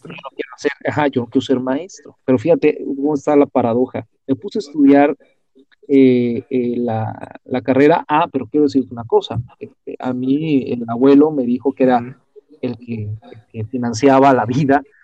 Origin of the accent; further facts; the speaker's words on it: Mexico; soy mexicano, eh, bueno, nací en México, pero soy ciudadano del mundo